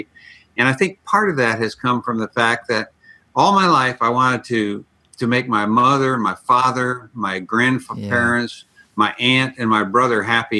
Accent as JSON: {"language": "English", "town": "Elgin", "region": "Illinois", "country": "United States", "tie": "born or raised there", "also_born_or_lived": "Ireland", "moved": "yes", "lives_now": "San Diego, United States", "said": "Just outside of Chicago, Elgin, Illinois"}